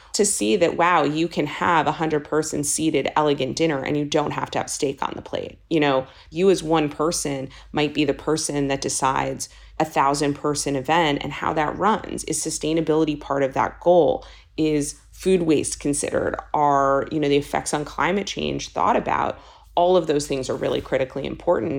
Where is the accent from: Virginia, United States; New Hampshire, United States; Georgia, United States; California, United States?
California, United States; Los Angeles; moved away; also born or lived in East Coast; I'm born and raised in Los Angeles, and so much of growing up in California